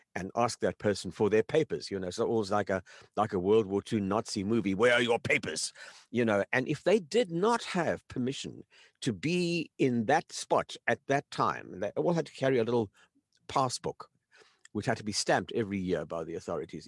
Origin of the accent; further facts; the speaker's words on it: South Africa; I grew up in South Africa as an only child